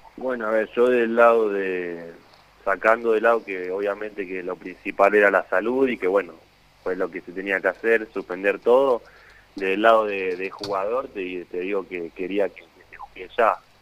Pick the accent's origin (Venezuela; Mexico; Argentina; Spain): Argentina; moved away as an adult; irte de tu país